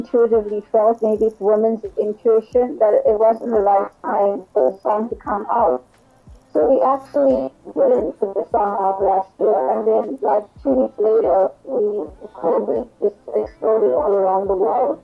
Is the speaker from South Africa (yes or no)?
yes; Durban, KwaZulu-Natal, South Africa; I'm from Durban, South Africa